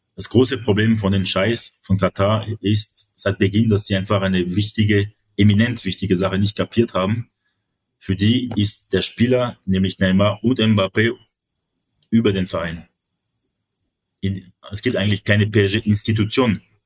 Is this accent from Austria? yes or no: no; France; das sage ich als Franzose